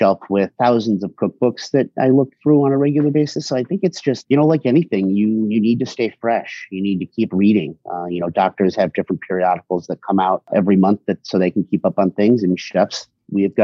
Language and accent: English; Hartford, Connecticut, United States; now in Boston, United States; I'm from a little bit west of Hartford, spent a lot of time growing up in the Hartford area